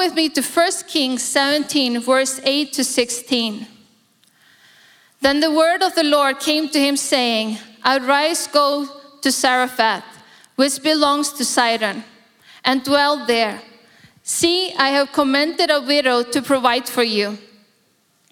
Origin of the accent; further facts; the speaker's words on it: Iceland; now in Singapore; I'm born in Iceland, born and raised in Iceland